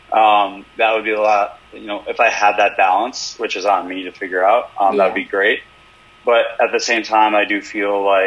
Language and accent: English; Cleveland, Ohio, United States; growing up in Cleveland